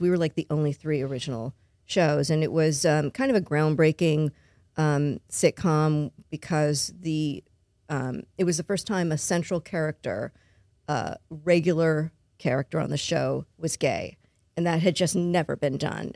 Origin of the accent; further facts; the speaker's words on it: Los Angeles, California, United States; moved away as an adult; now in Baton Rouge, United States; I was born and raised in Los Angeles